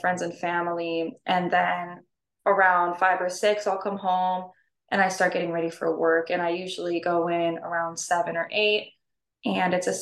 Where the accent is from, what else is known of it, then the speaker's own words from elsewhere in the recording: Norfolk, Virginia, United States; also born or lived in Hawaii; I was born and raised in Norfolk, Virginia